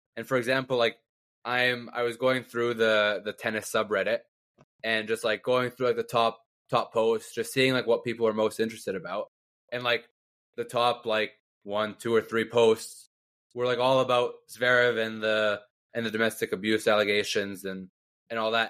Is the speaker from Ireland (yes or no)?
no; Canada; as a Canadian